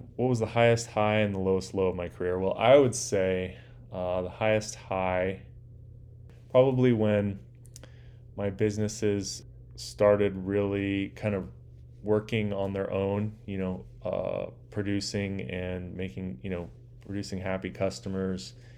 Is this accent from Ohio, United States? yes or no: no; Orange County, Southern California, United States; I grew up in a place called Orange County